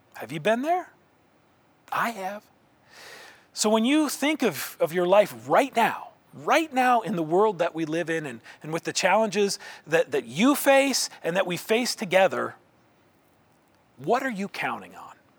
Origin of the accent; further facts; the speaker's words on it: Indianola, Iowa, United States; my hometown of Indianola, Iowa